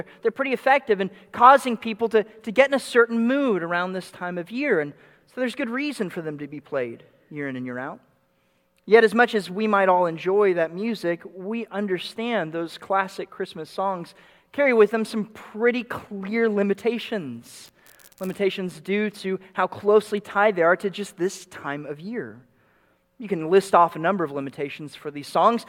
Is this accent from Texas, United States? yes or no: yes; Dallas, Texas, United States; moved away; I grew up in the Dallas suburbs